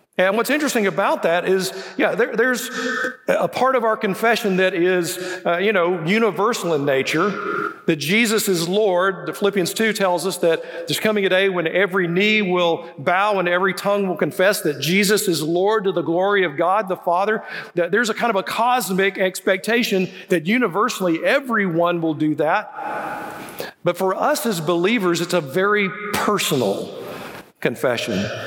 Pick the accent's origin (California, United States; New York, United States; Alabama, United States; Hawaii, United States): Alabama, United States; Birmingham; also born or lived in Indiana; I'm from the South. I, I, was born right here in Birmingham, so you know English is my second language.